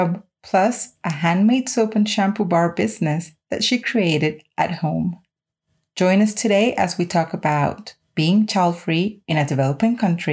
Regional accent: Colombia; I'm coming from Colombia

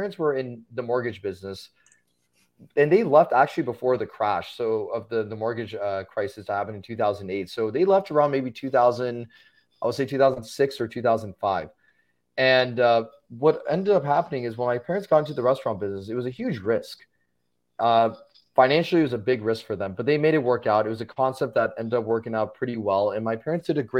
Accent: Los Angeles, California, United States; born and raised in Los Angeles, and I grew up there for a majority of my life

